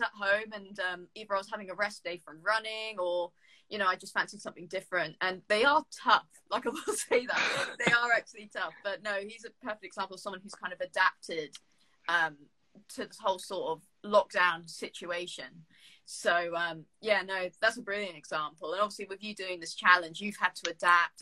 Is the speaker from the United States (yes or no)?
no; Jersey; moved away as an adult; now in United Kingdom; I'm from Jersey